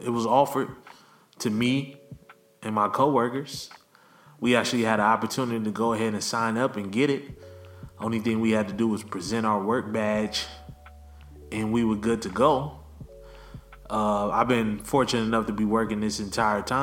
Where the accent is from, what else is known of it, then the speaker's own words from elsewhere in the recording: Los Angeles, California, United States; I love my hometown